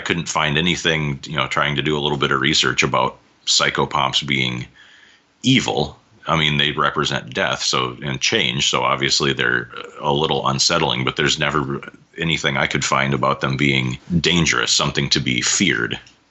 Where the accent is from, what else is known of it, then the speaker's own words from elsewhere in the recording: Iowa, United States; I'm from the Midwest. I'm from Iowa.